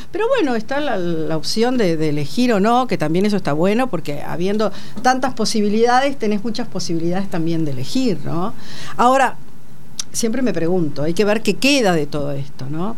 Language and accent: Spanish; La Plata, Buenos Aires Province, Argentina; yo vivía en La Plata, soy platense